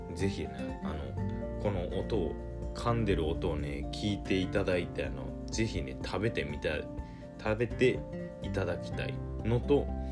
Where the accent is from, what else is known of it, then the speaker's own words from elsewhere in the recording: Nagasaki, Japan; 地元 が長崎県なんですけども